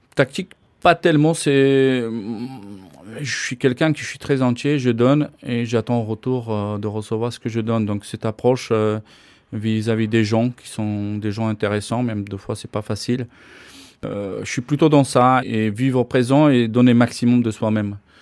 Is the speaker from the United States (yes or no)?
no; Slovakia; moved away as an adult; also born or lived in Bordeaux, France / Gap, France / Dunkerque, France / Nantes, France; now in Nice, France; Je suis né en Slovaquie, euh, je suis venu en France en 1989.